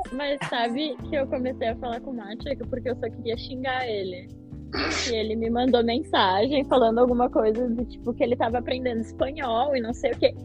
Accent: Brazil; moved away as an adult; now in England, United Kingdom; eu sou brasileira

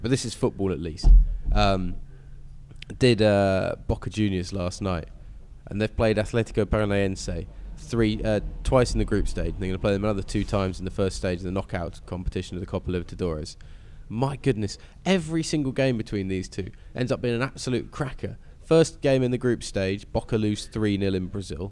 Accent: England, United Kingdom; as British people

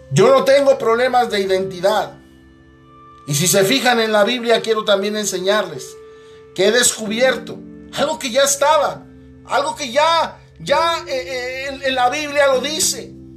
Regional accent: Mexico; soy mexicano

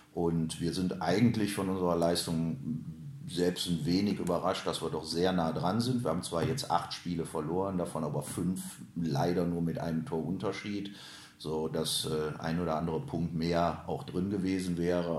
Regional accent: Krefeld, North Rhine-Westphalia, Germany; Ich bin gebürtiger Hülser

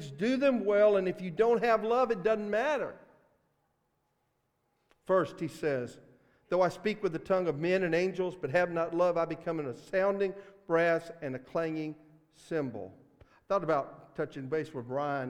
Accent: Mississippi, United States; accent: Mississippi; my Mississippi accent

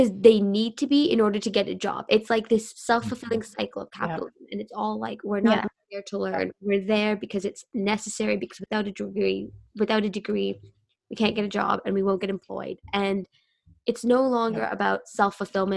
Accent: Canada; also born or lived in United Kingdom / Japan; I grew up in Canada

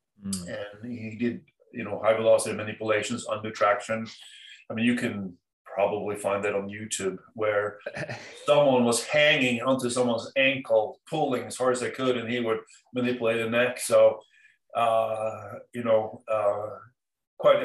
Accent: Oslo, Norway; moved away as an adult; also born or lived in Cambridge, Massachusetts, United States; now in Southern Maine, United States; My hometown.

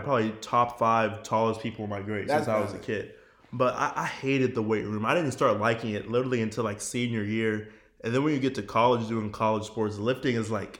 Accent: Dallas, Texas, United States; I'm from Dallas.

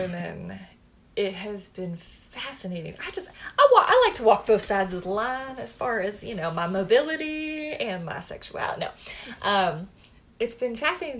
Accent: the South, United States; Growing up in a pretty rural area in the South was very similar.

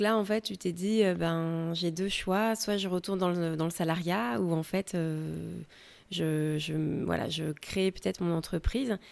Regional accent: France; now in United States; je suis française

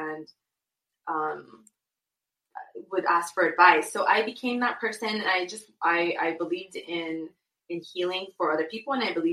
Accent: Inglewood, California, United States; also born or lived in Guadalajara, Mexico / Santa Monica, California; I was born in Guadalajara, and I moved to Los Angeles when I was a little girl, when I was one. And I grew up in Santa Monica / Inglewood

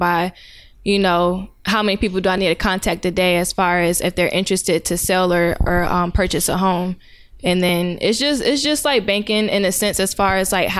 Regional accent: Powder Springs, Georgia, United States; also born or lived in Connecticut; But I grew up here in Cobb County in Powder Springs.

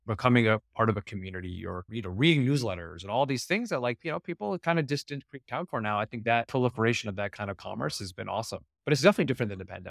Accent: California, United States; again, I'm from Silicon Valley. I don't want to dump on it too much because I actually love it up there.

